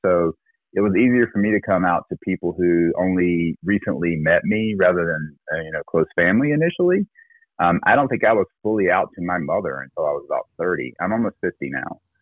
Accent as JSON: {"language": "English", "region": "South Carolina", "country": "United States", "tie": "born or raised there", "said": "I'm originally from South Carolina. I grew up uh, in a very conservative uh, area of the country, uh, very Southern Baptist"}